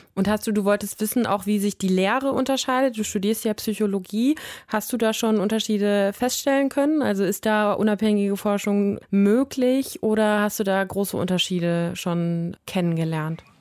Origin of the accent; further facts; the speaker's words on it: Germany; bei uns in Deutschland